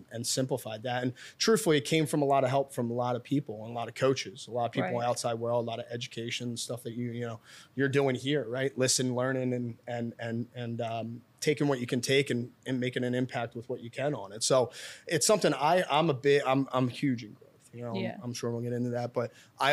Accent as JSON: {"language": "English", "town": "Philadelphia", "region": "Pennsylvania", "country": "United States", "tie": "born or raised there", "said": "I'm born and raised in Northeast Philadelphia"}